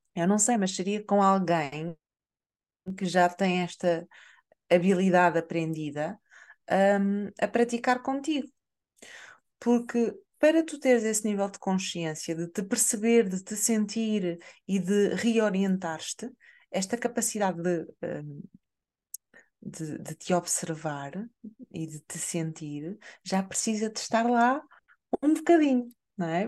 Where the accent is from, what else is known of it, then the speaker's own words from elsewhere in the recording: Portugal; nós, enquanto portugueses